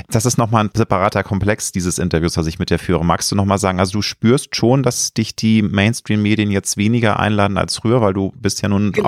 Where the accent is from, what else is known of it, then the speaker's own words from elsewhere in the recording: Germany; Ich lebe gerne in Deutschland, ich liebe mein Heimatland